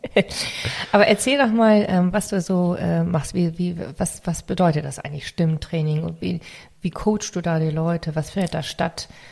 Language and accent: German; Northern Germany, Germany; accent: northern German; also born or lived in Hamburg; ich habe wirklich so diesen norddeutschen Akzent da drin